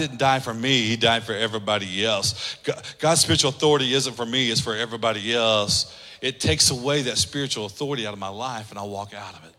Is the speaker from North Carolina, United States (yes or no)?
no; Oklahoma, United States; moved away; my high school that I grew up in Oklahoma